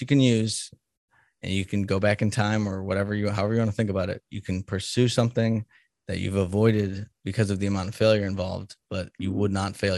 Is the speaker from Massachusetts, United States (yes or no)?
yes; Salem, Massachusetts, United States; now in Kansas, United States; I'm from Salem, Massachusetts